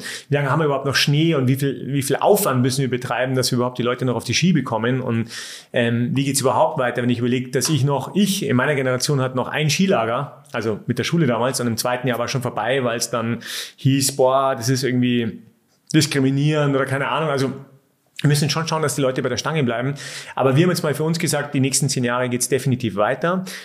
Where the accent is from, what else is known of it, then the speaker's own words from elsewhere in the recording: Munich, Bavaria, Germany; born there; Aber ich liebe München als geborener Münchner, aber ich bin jetzt kein, also ich, ich brauche die Stadt jetzt nicht.